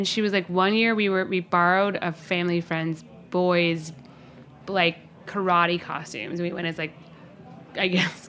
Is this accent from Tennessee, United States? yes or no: no; Indiana, United States; We're from Indiana, of course.